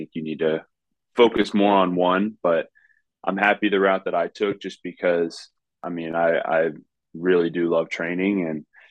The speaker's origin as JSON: {"language": "English", "region": "South Florida", "country": "United States", "tie": "born or raised there", "said": "what I enjoyed growing up in Florida."}